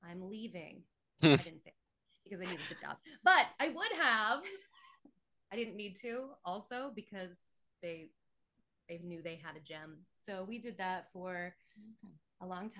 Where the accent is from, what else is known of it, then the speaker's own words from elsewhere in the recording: Hanson, Massachusetts, United States; born in the same place and raised there in Massachusetts, a little town called Hanson